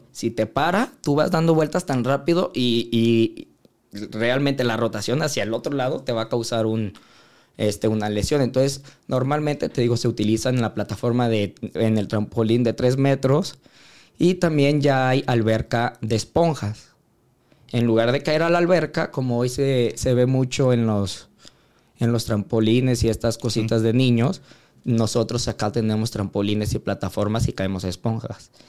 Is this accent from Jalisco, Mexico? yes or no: yes; Guadalajara, Jalisco, Mexico; fue los Juegos Panamericanos del 2011 en Guadalajara, de donde yo soy, en mi casa.